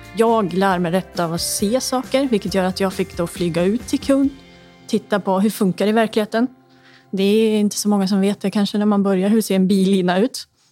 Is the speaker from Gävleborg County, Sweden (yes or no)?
yes; Hudiksvall, Gävleborg County, Sweden; now in Stockholm, Sweden; Jag kommer ju från eh, Hudiksvall